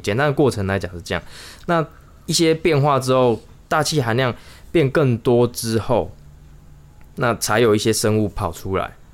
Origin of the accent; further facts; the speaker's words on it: Chiayi, Taiwan; moved away; 我们都是嘉义人